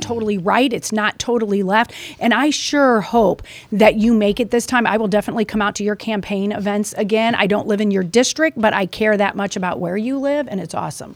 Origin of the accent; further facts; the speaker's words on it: Missouri, United States; I'm from Missouri